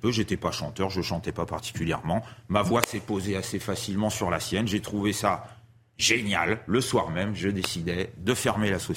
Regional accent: Paris, Île-de-France, France; c'est l'avantage d'habiter à Paris, puis bon, moi je suis un petit Parisien.

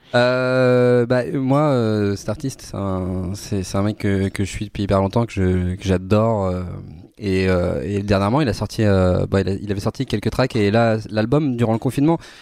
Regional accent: Brittany, France; now in Paris, France; je suis breton

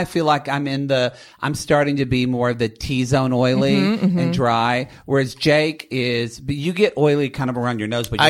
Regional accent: Oklahoma, United States; moved away; I'm originally from Oklahoma, Jake's from South Carolina, but both small town.

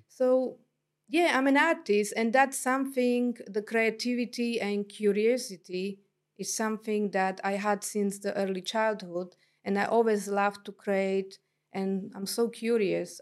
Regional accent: Slovakia; English is a second language; moved away as an adult; also born or lived in London, England / New Zealand; now in Tauranga, New Zealand; I was born in Slovakia, then ex-Czechoslovakia. It was, uh, in communist e-, era. And then by the time I left the country, I was twenty years old.

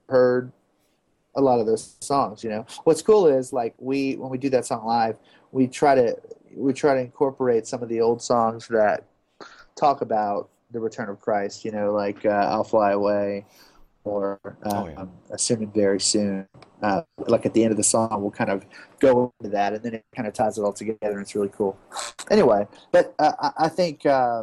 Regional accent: Baton Rouge, Louisiana, United States; having been born and raised in Baton Rouge, Louisiana

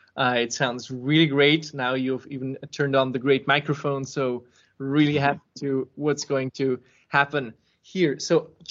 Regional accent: Serbia; I was born in Serbia

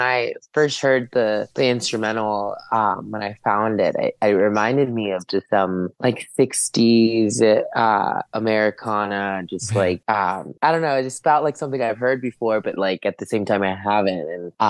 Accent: California, United States; I have a really big connection to the sun because I grew up in California.

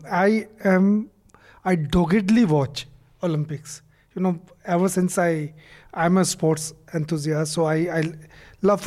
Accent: India; as an Indian

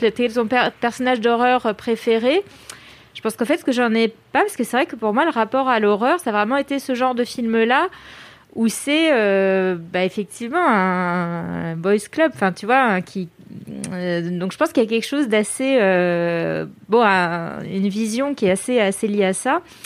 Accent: France; je suis française

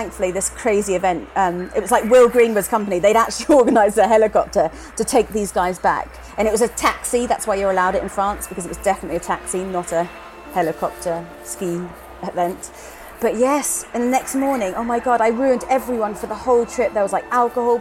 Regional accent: Twickenham, London, United Kingdom; also born or lived in New Zealand; I was born in Twickenham

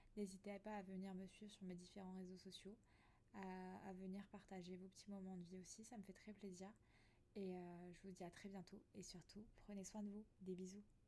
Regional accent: Alsace, Grand Est, France; moved away as an adult; now in near Nice, France; je suis originaire d'Alsace à la base. Et ça fait 4 ans que je vis ici

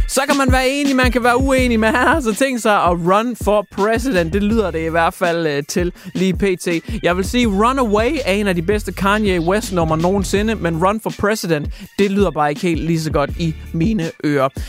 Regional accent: Denmark; som dansker

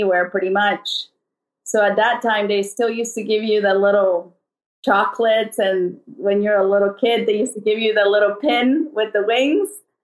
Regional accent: El Salvador; now in United States; I was born and raised in El Salvador

